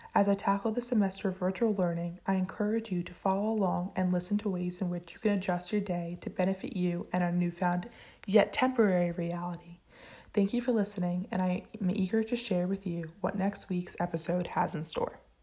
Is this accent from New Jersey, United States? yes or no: yes; Point Pleasant, New Jersey, United States; I am from Point Pleasant, New Jersey.